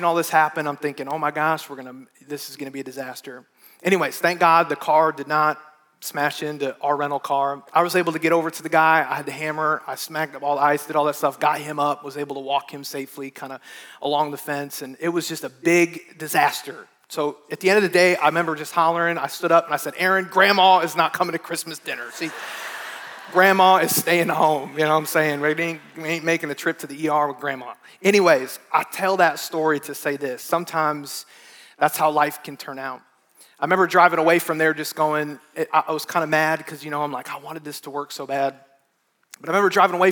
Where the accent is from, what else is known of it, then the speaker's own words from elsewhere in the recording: Midwest, United States; moved away; I grew up in it in the Midwest